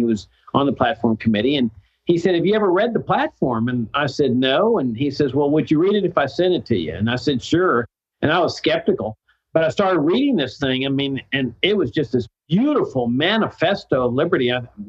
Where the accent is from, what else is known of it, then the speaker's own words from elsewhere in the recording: Laredo, Texas, United States; moved away; I grew up in South Texas.